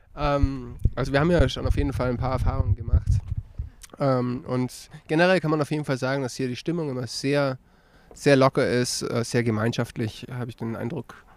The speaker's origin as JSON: {"language": "German", "town": "Lützelburg", "region": "Bavaria", "country": "Germany", "lives_now": "Augsburg, Germany", "said": "ursprünglich aus Lützelburg"}